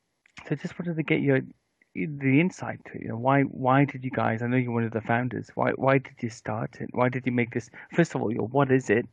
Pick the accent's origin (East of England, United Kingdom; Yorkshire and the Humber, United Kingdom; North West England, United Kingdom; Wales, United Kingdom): Wales, United Kingdom; because I'm from Wales originally, although I don't really have the accent